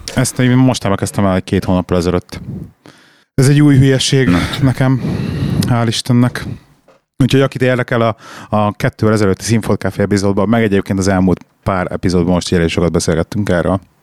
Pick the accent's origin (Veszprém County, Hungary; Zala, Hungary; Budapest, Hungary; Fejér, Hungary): Budapest, Hungary; moved away as an adult; also born or lived in London; now in Birmingham, United Kingdom; én Budapest belvárosában nőttem föl gyerekként, 21 évig laktam a 6. kerületben